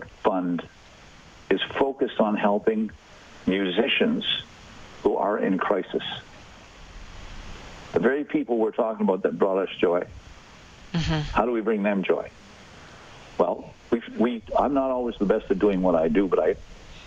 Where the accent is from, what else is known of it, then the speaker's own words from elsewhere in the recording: Saskatchewan, Canada; I was born in Saskatchewan